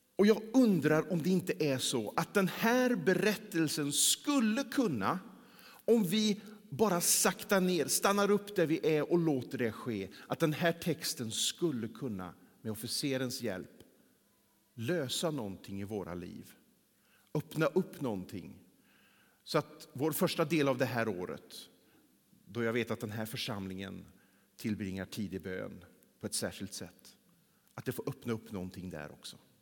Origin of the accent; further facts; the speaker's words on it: Mellerud, Västra Götaland, Sweden; moved away; under den tiden som jag bodde där hemma i Mellerud